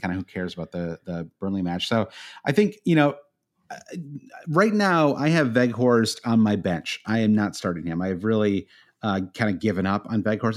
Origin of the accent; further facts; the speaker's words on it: United States; as an American